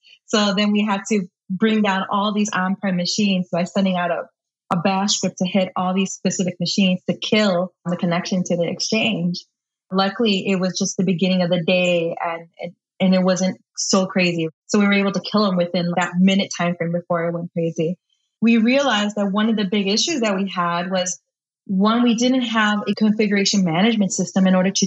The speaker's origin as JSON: {"language": "English", "town": "Chicago", "region": "Illinois", "country": "United States", "tie": "born or raised there", "said": "I live in Chicago, Illinois, born and raised on the South Side"}